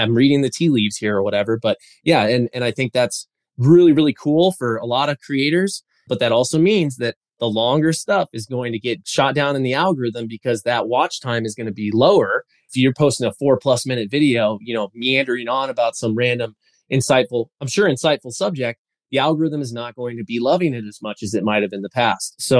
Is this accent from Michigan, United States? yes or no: no; Colorado, United States; I'm from Colorado after all, right?